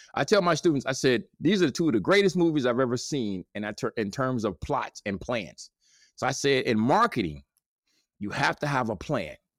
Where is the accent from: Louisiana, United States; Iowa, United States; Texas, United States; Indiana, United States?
Indiana, United States; Gary; I'm from Gary, Indiana.